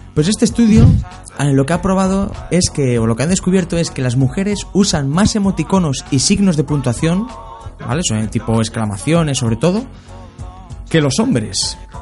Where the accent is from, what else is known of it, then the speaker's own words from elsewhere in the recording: Linares, Andalusia, Spain; moved away; de mi casa, en Linares, cuando yo vivía en Linares